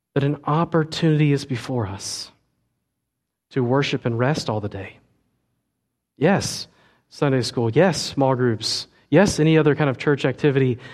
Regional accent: United States; we as American twenty-first century Christians

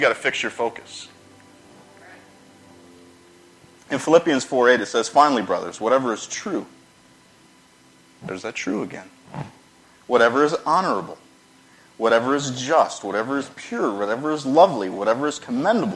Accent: Charlotte, North Carolina, United States; moved away; I'm from North Carolina, Charlotte area

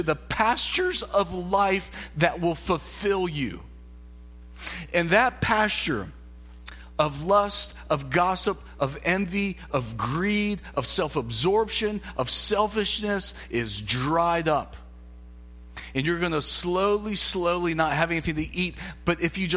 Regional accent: South Carolina, United States; South Carolina

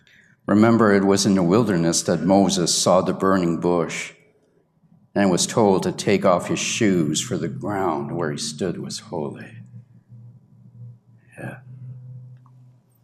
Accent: Canada; I was the only Canadian there, and they found out I was from Canada

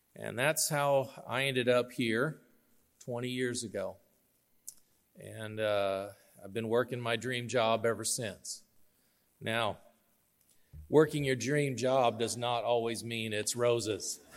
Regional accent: York, Nebraska, United States; also born or lived in Arkansas; I grew up here in York. Uh, my family moved to York in nineteen seventy

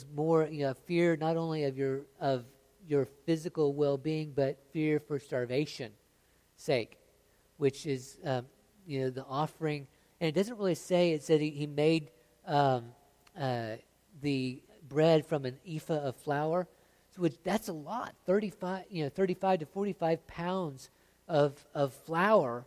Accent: United States

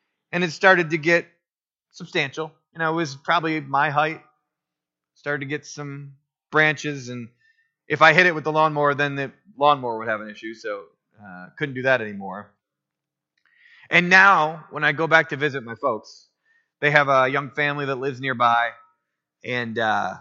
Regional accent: Otisville, Michigan, United States; I grew up on M15 in Otisville, Michigan

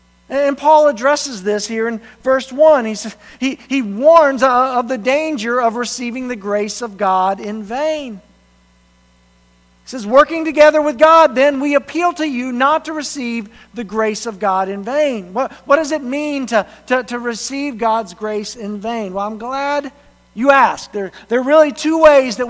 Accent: the South, United States; moved away; I grew up in the South, where everybody is a Christian

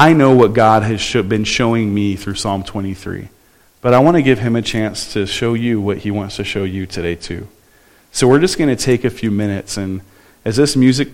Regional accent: Southern California, United States; I grew up in Southern California

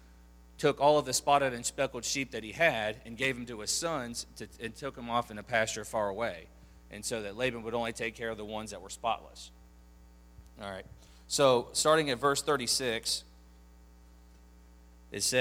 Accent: Ohio, United States; moved away; I was born in Ohio, and so this is where I'm originally from

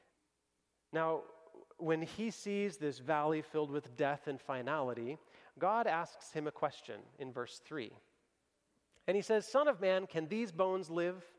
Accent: Kentucky, United States; moved away; I grew up in Kentucky

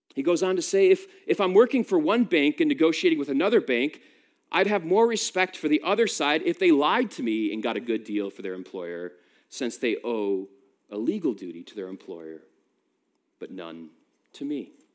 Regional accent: United States; now in United Kingdom; I'm American

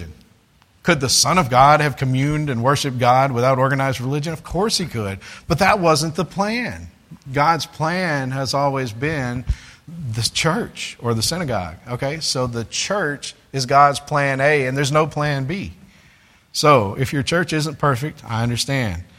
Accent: United States; being an American

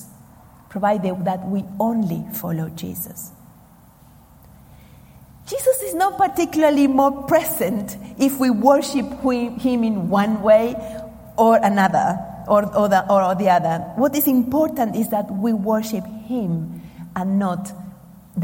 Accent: Argentina; moved away; I come from Argentina

